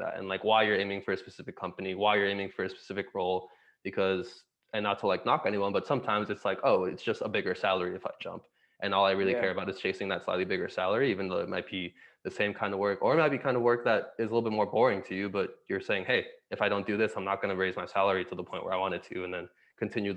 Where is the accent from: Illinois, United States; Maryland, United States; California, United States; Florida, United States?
Florida, United States; Miami; also born or lived in Santiago, Chile; I was born in Santiago, Chile. So born in South America, but we left when I was about 2.5 years old to move to Miami, Florida within the States